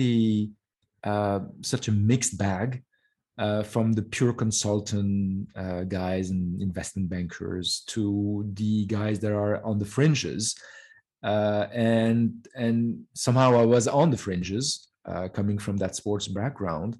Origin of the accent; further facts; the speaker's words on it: France; moved away as an adult; also born or lived in Lebanon / Canada; I grew up in France. We left Lebanon in 75, at the beginning of the Civil War. So I grew up in France and did all my schooling there.